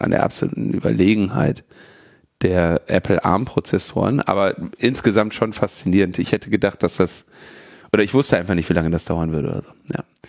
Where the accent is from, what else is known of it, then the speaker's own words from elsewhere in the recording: Berlin, Germany; Ich bin ja Berliner.